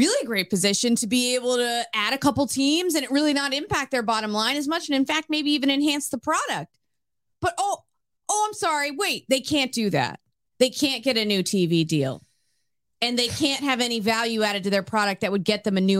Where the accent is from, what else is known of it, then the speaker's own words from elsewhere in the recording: North Carolina, United States; growing up in North Carolina, I've heard of like some Wake Carolina divide